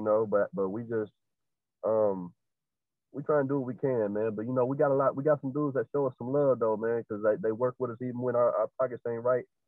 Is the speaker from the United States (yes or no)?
yes; Arkansas, United States